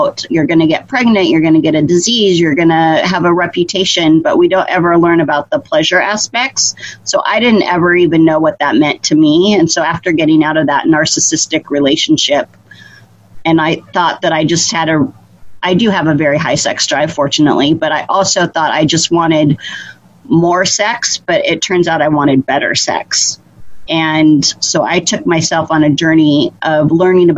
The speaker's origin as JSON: {"language": "English", "region": "Idaho", "country": "United States", "tie": "born or raised there", "said": "I grew up in Idaho"}